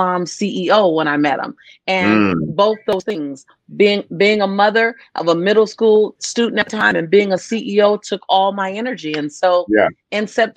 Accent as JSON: {"language": "English", "town": "Los Angeles", "region": "California", "country": "United States", "tie": "born or raised there", "also_born_or_lived": "San Diego, United States", "moved": "as an adult", "lives_now": "Nassau, Bahamas", "said": "I grew up in Los Angeles"}